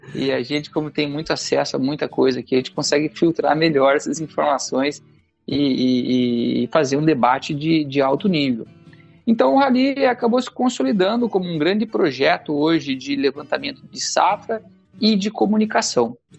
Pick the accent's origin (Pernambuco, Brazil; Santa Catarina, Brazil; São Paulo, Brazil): Santa Catarina, Brazil; Campos Novos; Sou de Campos Novos, oeste do estado, terra de produção de semente de soja.